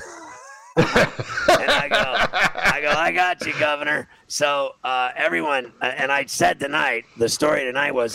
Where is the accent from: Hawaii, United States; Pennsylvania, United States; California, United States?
Pennsylvania, United States; Pittsburgh; I grew up in Pittsburgh